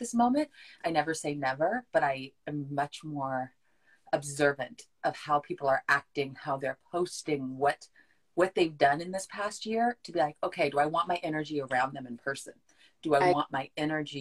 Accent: California, United States; moved away; also born or lived in Nashville; I'm from California, so we have heat

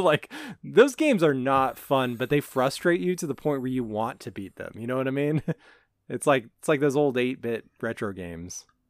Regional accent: Las Vegas, Nevada, United States; moved away; I grew up in Vegas. My family lives out there

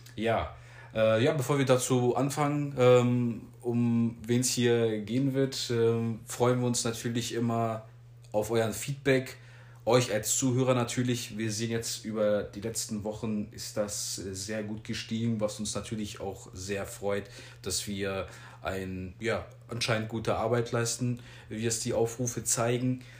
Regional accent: Germany; wir hier alle in Deutschland natürlich mit SmackDown aufgewachsen

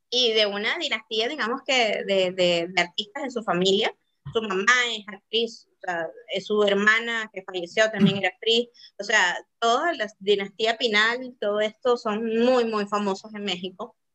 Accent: South Korea; yo como buena coreana, o sea, sí me gusta, como te digo, yo lo sé

